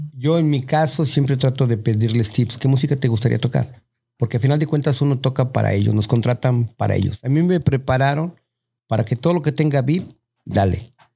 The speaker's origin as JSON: {"language": "Spanish", "country": "Mexico", "moved": "yes", "said": "Uno como mexicano"}